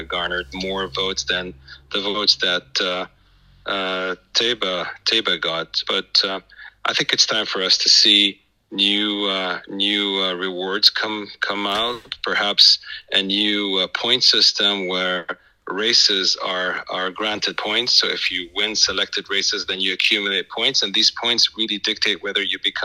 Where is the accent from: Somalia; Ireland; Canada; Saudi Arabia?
Saudi Arabia